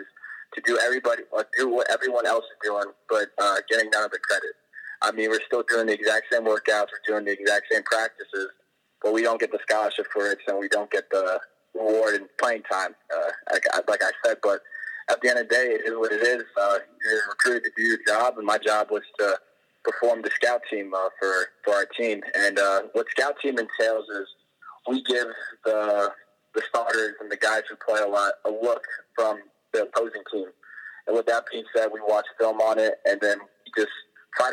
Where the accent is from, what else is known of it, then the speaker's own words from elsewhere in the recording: East Coast, United States; also born or lived in California; I was born on the East Coast, so I've lived on the East Coast my entire life